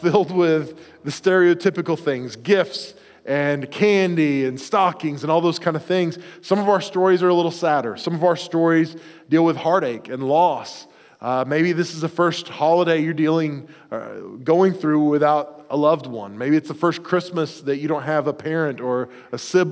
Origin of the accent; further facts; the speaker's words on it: Oklahoma, United States; moved away; at our house growing up in the South in Oklahoma